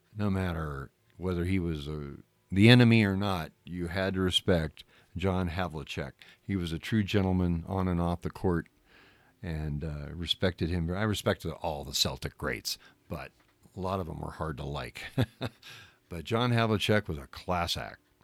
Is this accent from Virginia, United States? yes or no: no; Southern California, United States; growing up in Southern California